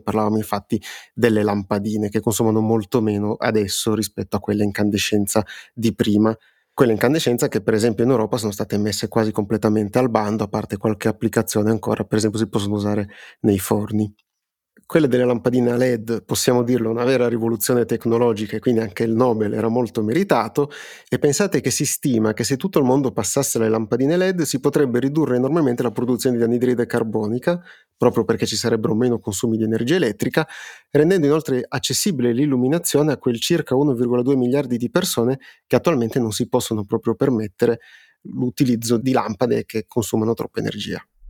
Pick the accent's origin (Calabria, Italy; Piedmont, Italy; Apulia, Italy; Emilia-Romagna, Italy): Piedmont, Italy; siamo piemontesi entrambi